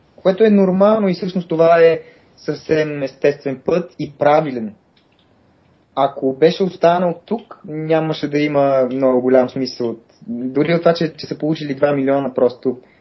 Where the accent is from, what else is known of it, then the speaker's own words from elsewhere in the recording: Sofia, Sofia City, Bulgaria; Израснал съм и съм роден в София